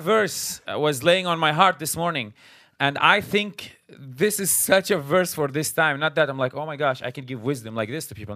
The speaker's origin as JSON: {"language": "English", "country": "Syria", "moved": "as an adult", "lives_now": "United States", "said": "we're originally from Syria. We came, uh, to the United States after, uh, the war started. So we came as refugees"}